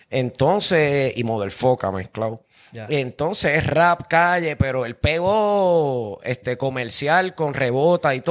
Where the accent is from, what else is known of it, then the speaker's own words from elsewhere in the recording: Puerto Rico; sí, yo, yo hasta soy borico y de todo, pero yo me siento hebreo, sé que todos venimos de Noé.